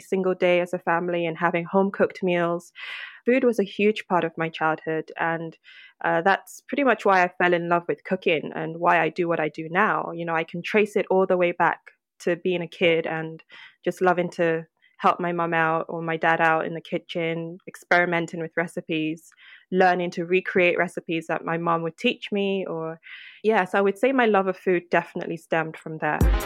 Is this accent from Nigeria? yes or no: yes; Lagos, Nigeria; now in United Kingdom; born and raised in Lagos